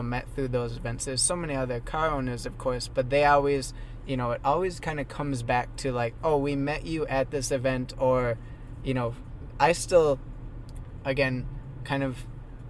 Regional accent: Minnesota, United States; now in Phoenix, United States; I grew up in Minnesota

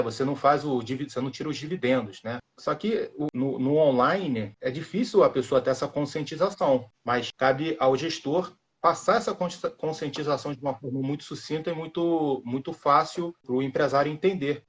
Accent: Rio de Janeiro, Brazil; Eu sou do Rio de Janeiro

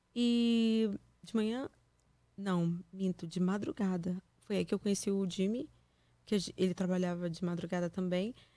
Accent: Niterói, Rio de Janeiro, Brazil; moved away as an adult; also born or lived in Campos dos Goytacazes; now in United States; eu sou de Niterói. Na verdade, eu nasci em Campos

